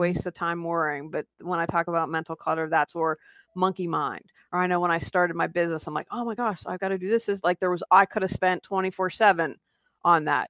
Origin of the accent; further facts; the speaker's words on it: Wheeling, West Virginia, United States; moved away as an adult; also born or lived in Raleigh, North Carolina; Wheeling, West Virginia. It's where I grew up, and my husband and I moved back last year